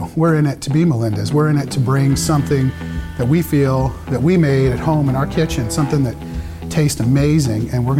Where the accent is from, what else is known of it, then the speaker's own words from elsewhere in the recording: Kentucky, United States; now in New Orleans, United States; We grew up in Kentucky. Then we moved to a city like New Orleans